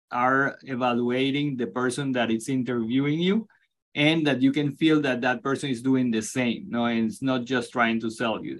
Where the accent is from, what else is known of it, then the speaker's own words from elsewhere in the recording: Venezuela; English is a second language; moved away; as a Latino myself, I'm originally from Venezuela